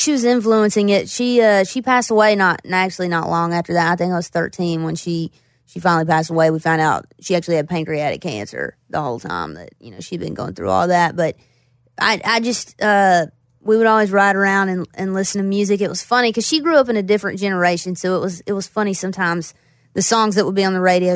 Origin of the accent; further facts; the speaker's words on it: Floyd, Virginia, United States; also born or lived in Roanoke, Virginia / Bristol, Virginia; I grew up in Floyd, and then I, I moved to Roanoke, which is where I went to college.